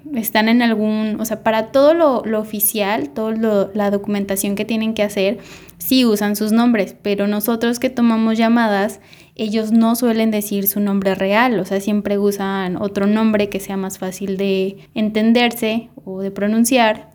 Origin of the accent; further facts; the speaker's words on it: Mexico; moved away; me preguntó que de dónde era, ya le dije que era mexicana